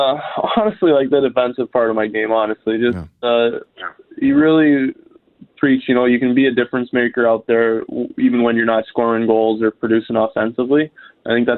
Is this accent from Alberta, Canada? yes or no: no; Ontario, Canada; moved away; I'm from Ontario, and it's going to be cool to be living in Canada again